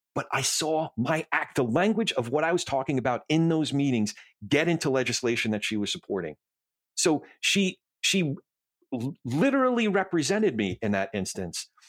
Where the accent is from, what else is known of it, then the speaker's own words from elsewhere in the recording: New Jersey, United States; moved away; I grew up in Jersey